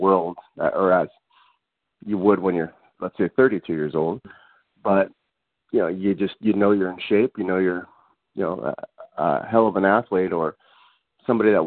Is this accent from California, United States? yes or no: yes; Los Angeles, California, United States; I grew up in the Los Angeles area